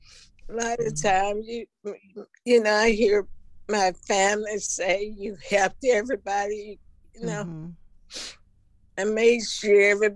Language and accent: English; Taft, United States; My mother, and my father, you know, they taught me love. I grew up in Taft, and they taught me love.